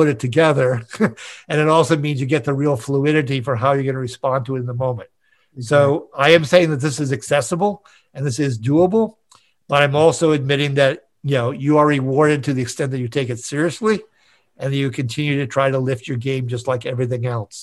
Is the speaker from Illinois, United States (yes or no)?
no; Minneapolis, Minnesota, United States; also born or lived in San Diego; my hometown of Minneapolis, St. Paul